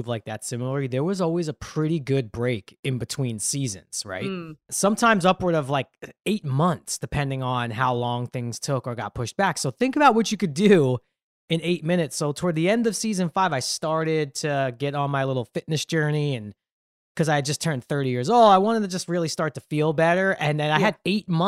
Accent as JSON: {"language": "English", "town": "New York City", "region": "New York", "country": "United States", "tie": "born or raised there", "said": "I grew up in Brooklyn"}